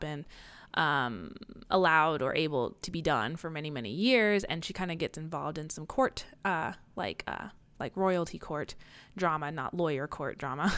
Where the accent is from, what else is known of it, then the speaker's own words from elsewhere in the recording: Midwest, United States; we're from the Midwest